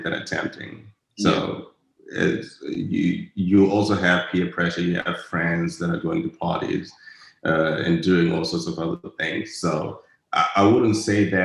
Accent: Harare, Zimbabwe; now in Dallas, United States; I come from the ghetto back in Zimbabwe, in Harare. I grew up in a place called Zivarasepa

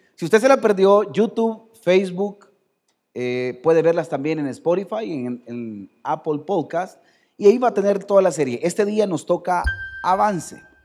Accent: El Salvador; Somos salvadoreños

